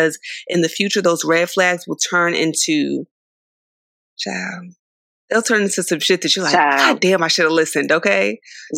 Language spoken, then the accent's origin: English; San Diego, California, United States; also born or lived in Philadelphia, Pennsylvania; I was born in Philly, raised in San Diego